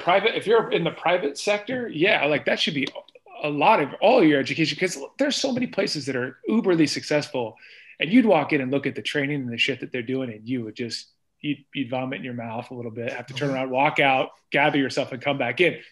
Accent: Iowa, United States; moved away as an adult; also born or lived in Columbus, Ohio; I'm from Iowa

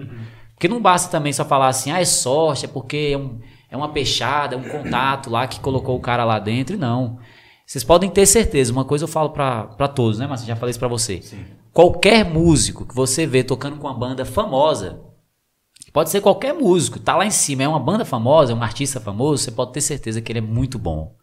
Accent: São Francisco, Brazil; Nasci aqui em São Francisco, criado aqui em São Francisco

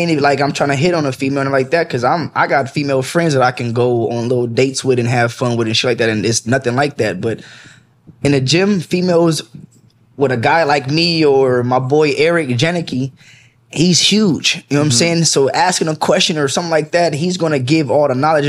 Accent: Los Angeles, California, United States; also born or lived in Lancaster, California / Compton, California; I'm from Pacoima, but I lived in Lancaster and I went to Eastside High School my ninth through 10th grade. Then I moved to the Valley in 11th

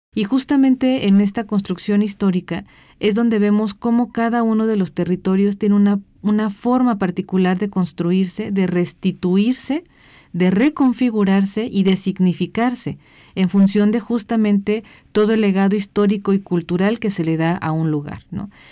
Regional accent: Michoacán, Mexico; Michoacán, ¿no? Que es de donde yo soy.

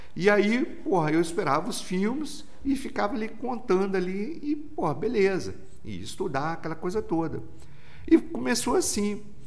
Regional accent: Volta Redonda, Rio de Janeiro, Brazil; eu sou de Volta Redonda mesmo

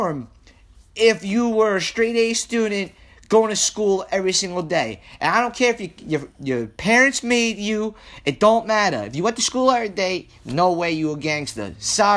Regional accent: New York City, New York, United States; I'm from Staten Island. Listen, if you don't know, I'm from Staten Island

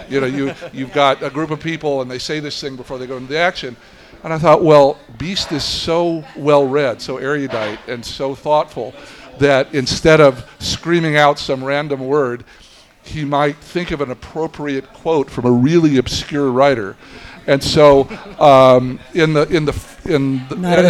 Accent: Tennessee, United States; the two main writers on the show and I grew up in Tennessee and were college friends

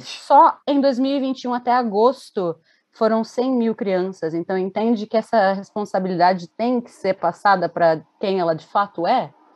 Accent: Brazil; eu sou brasileira

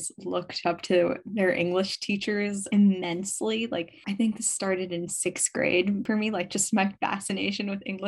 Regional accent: New York City, New York, United States; I'm from Brooklyn, New York

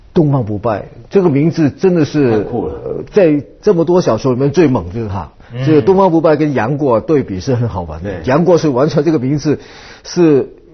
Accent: Vietnam; moved away; also born or lived in Hong Kong / United States; 我是在越南从年长大。从小长大

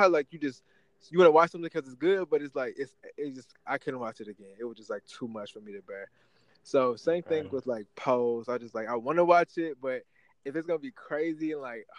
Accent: St. Louis, Missouri, United States; also born or lived in Kansas City; I'm from St. Louis area, but I lived in Kansas City the last 4 years

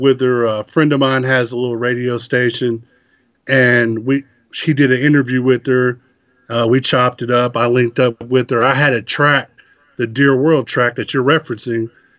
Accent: Northern Kentucky, United States; I'm from Northern Kentucky

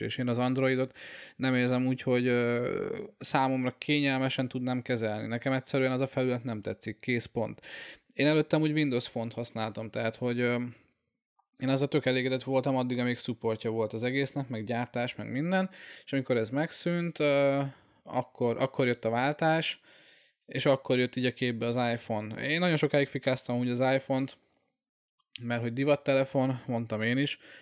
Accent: Hungary; moved away as an adult; also born or lived in Austria; hazaköltöztem Ausztriából

